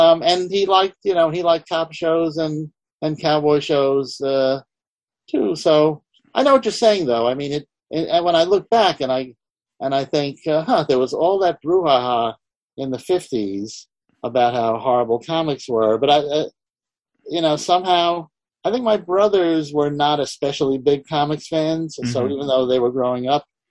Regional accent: New York City, New York, United States; I grew up in Manhattan, you know, so the newsstand dealer on 86th Street and Lexington knew

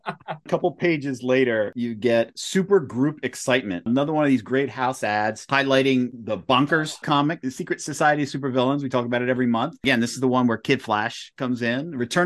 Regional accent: near Philadelphia, Pennsylvania, United States; growing up near Philadelphia

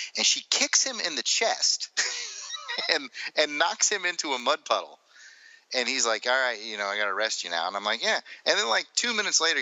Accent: Alabama, United States; I'm from Alabama

